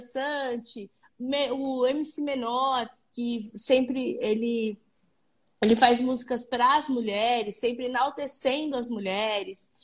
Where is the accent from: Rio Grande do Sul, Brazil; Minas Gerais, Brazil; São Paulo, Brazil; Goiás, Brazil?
São Paulo, Brazil; Santo André; eu sou do ABC, eu sou de Santo André